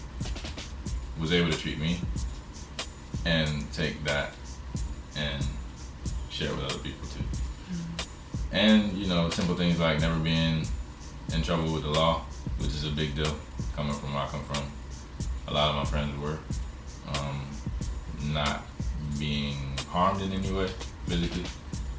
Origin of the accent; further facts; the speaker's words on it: Tallahassee, Florida, United States; my deepest relationships with my friends in my hometown, Tallahassee.